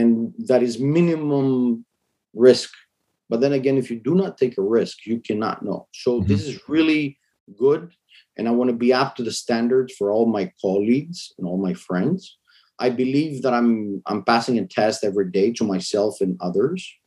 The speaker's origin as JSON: {"language": "English", "town": "Brussels", "region": "Brussels-Capital Region", "country": "Belgium", "tie": "born or raised there", "said": "I grew up in Brussels"}